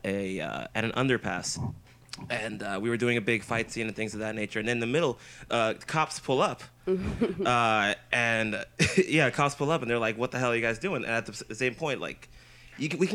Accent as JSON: {"language": "English", "town": "San Francisco", "region": "California", "country": "United States", "said": "I'm from San Francisco"}